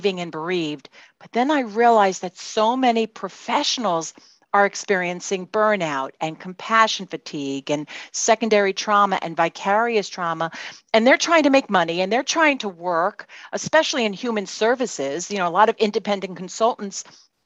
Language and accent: English; New York City, New York, United States; accent: Brooklyn; now in Kendall Park, United States; I'm in Kendall Park, New Jersey, but you can tell from my accent that I'm from Brooklyn, New York